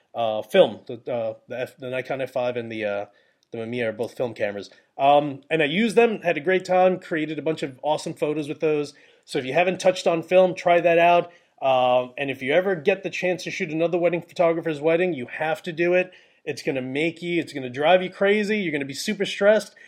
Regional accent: New York, United States; I'm from New York

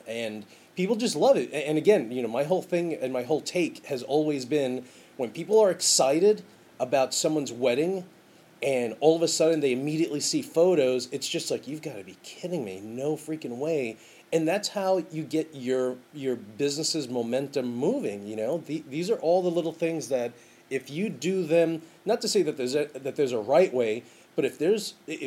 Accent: New York, United States; I'm in Ireland, and I'm letting people know, hey, I'm from New York.

